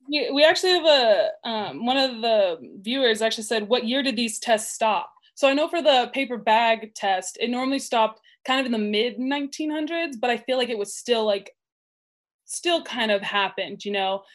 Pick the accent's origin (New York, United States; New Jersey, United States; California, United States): California, United States; Burbank; I grew up in Burbank